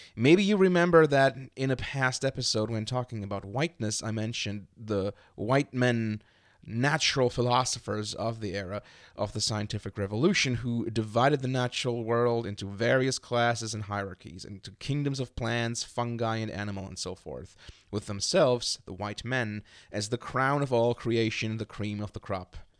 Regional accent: Germany; growing up in Germany, as part of the generation that I belong

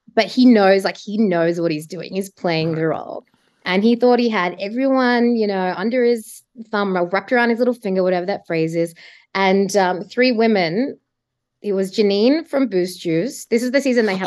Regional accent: Adelaide, South Australia, Australia; moved away as an adult; also born or lived in Sydney; now in Melbourne, Australia; I'm originally from Adelaide

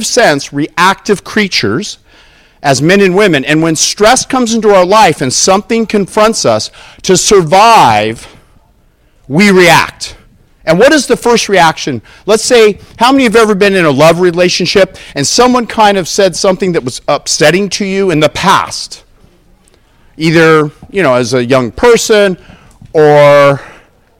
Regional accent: Southern California, United States; I'm from Southern California, the other state

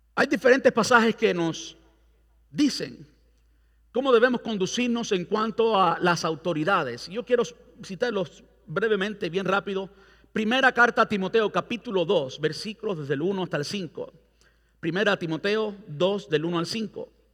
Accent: Cuba; now in Brandon, United States; yo soy cubano

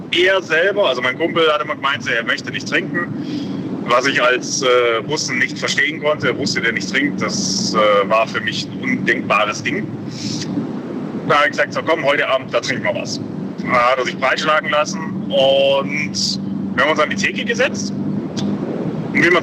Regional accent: Ulm, Baden-Württemberg, Germany; Und ich bin ja in Ulm aufgewachsen.

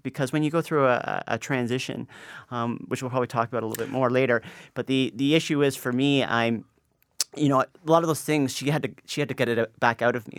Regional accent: Canada; now in Toronto, Canada; me growing up in Canada in, in a middle class family

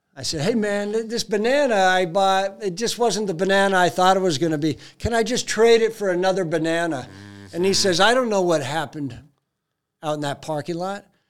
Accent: United States; I'm an American

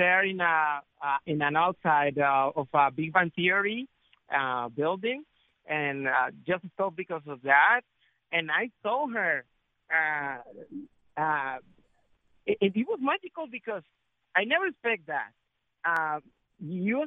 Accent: Colombia; I'm from Colombia. I'm one of the 5 million of Afro-Colombian

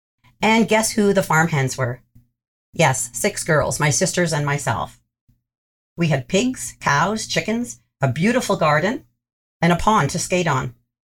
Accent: Six Nations Reserve, near Brantford, Ontario, Canada; I grew up on the Six Nations Reserve, now known as the Six Nations of the Grand. This is located near Brantford, Ontario.

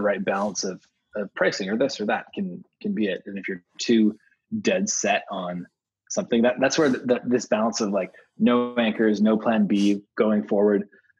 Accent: Vancouver, British Columbia, Canada; also born or lived in Amsterdam / Spain / Denmark; now in New York, United States; originally I'm from Vancouver, Canada.

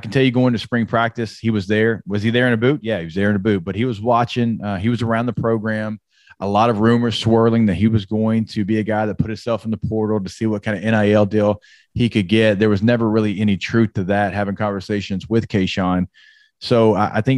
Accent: Shreveport, Louisiana, United States; my hometown, like in Shreveport, Louisiana

